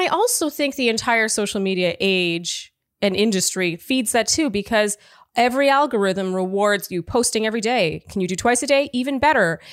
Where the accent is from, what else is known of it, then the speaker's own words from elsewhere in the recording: Canada; moved away; I am Canadian